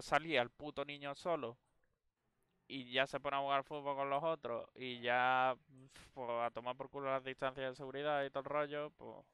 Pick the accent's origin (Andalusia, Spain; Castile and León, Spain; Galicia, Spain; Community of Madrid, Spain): Andalusia, Spain; a town around Seville; moved away; las personas que viven en pueblos como yo vivía o, todos los pueblos que rodean a Sevilla